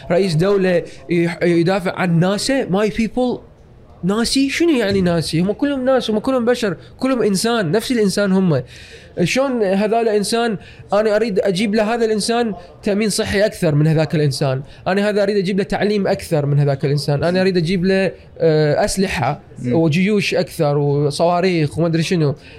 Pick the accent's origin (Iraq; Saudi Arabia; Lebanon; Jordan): Iraq; moved away; also born or lived in United States / Canada; وبما انه انا عراقي واحمد جواز عراقي